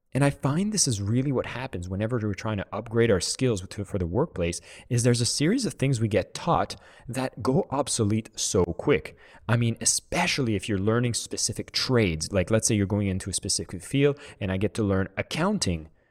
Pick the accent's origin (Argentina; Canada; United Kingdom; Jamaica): Canada; I'm from Canada